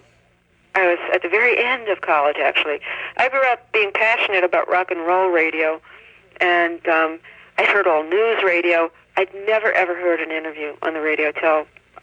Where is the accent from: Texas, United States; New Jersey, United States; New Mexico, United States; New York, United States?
New York, United States; New York City; moved away; I grew up in New York City